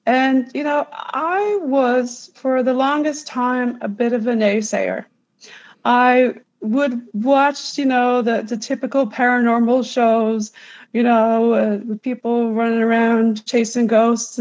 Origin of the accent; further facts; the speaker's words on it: Newfoundland and Labrador, Canada; moved away as an adult; also born or lived in United States; I am a Newfoundlander, but I also lived in the USA for 23 years doing travel